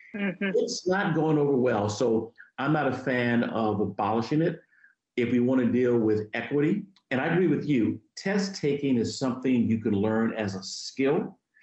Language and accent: English; Virginia, United States; My home state of Virginia